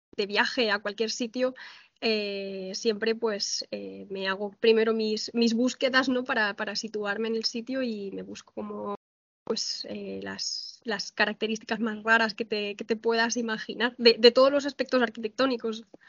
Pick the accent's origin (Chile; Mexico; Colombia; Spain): Spain; Valencian Community; moved away as an adult; now in Ciudad Real, Spain; yo soy valenciana, estudié arquitectura en la Universidad Politécnica de Valencia